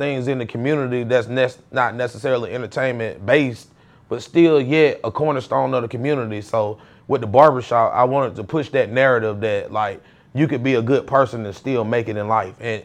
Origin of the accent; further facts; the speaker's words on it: McDonough, Georgia, United States; also born or lived in Atlanta, Georgia; I'm originally from McDonough. Like, we moved back. My grandparents and everybody are from here. But we moved down here when I was in about third grade